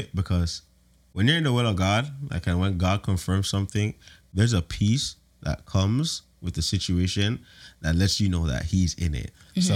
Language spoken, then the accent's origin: English; Toronto, Ontario, Canada; I'm from Toronto